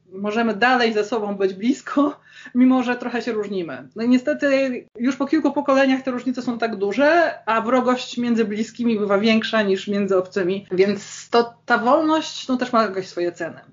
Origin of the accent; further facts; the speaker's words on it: Gdańsk, Pomeranian Voivodeship, Poland; Jestem z Gdańska